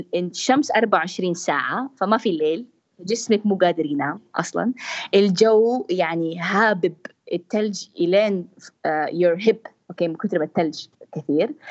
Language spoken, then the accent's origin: Arabic; Jeddah, Makkah Province, Saudi Arabia; انا بنت من جده